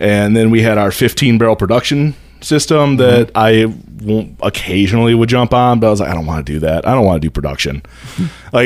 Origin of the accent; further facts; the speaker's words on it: Dowagiac, Michigan, United States; moved away as an adult; also born or lived in Grand Rapids, Michigan / Detroit, Michigan; I grew up in Dowagiac